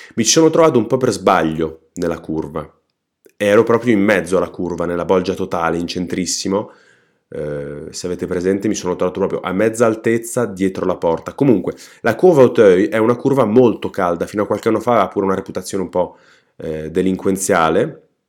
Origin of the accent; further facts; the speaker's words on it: Trentino-Alto Adige, Italy; sono trentino